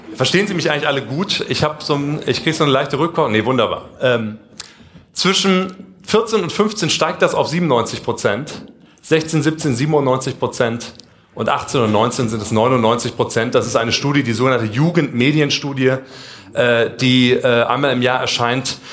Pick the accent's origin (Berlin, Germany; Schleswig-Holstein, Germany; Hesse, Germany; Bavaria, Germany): Hesse, Germany; Kassel; moved away; Wir kommen beide aus Kassel, Abitur, Jakob Grimm-Schule